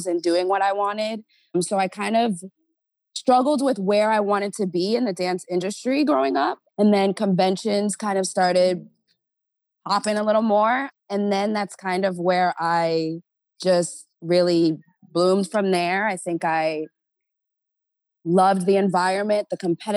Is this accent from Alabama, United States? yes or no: no; New York area, New Jersey, United States; moved away as an adult; now in Los Angeles, United States; I grew up in Jersey, New York area